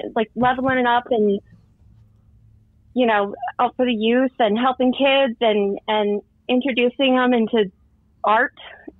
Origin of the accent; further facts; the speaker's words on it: Orange County, California, United States; now in Utah, United States; I'm from Orange County. I moved to Utah.